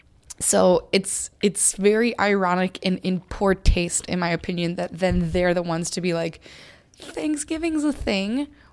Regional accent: Minnesota, United States; I'm Minnesotan. Minnesotans say Oregon, and we say Oregon Trail.

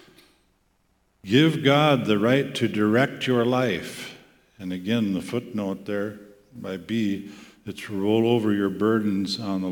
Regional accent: Volga, South Dakota, United States; moved away as an adult; also born or lived in Grand Rapids, Michigan; my hometown in Volga, South Dakota

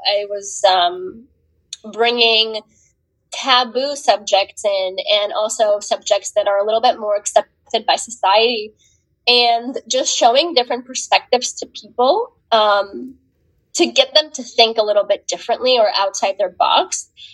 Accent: Ukraine; moved away; when I was growing up in the Ukraine

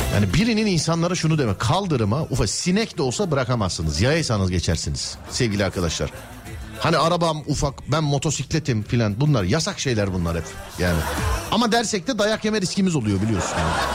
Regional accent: Istanbul, Turkey; ben İstanbulluyum

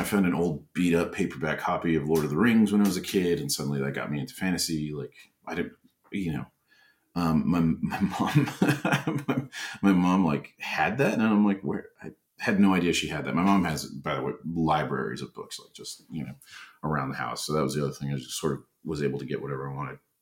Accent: Bemidji, Minnesota, United States; moved away; I was born in Minneapolis, uh, but I uh, only lived there until I was about eight, and then we moved back up north to Bemidji

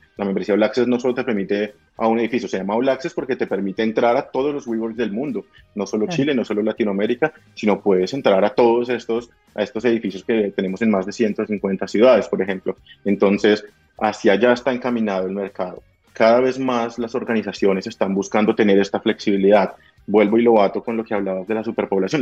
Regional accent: Bogotá, Colombia; moved away; yo soy de Bogotá, en Colombia

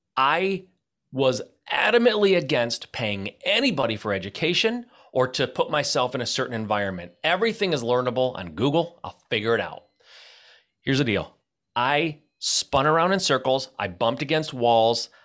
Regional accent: Michigan, United States; I'm from Michigan.

